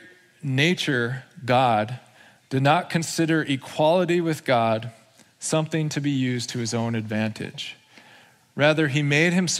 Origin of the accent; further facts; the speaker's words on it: United States; we're American citizens.